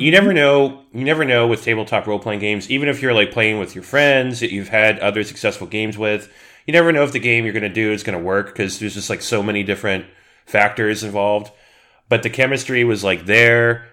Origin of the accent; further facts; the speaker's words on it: Southern California, United States; I'm born and raised in SoCal